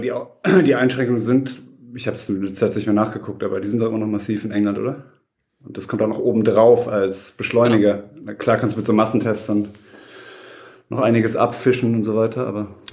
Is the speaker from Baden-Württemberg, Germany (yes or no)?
yes; Heidelberg, Baden-Württemberg, Germany; bin aus Heidelberg und auch gerade in Heidelberg